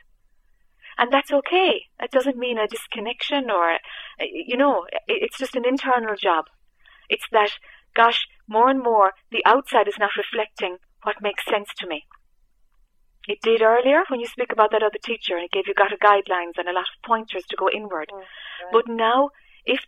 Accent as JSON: {"language": "English", "country": "Ireland", "said": "I'm Irish"}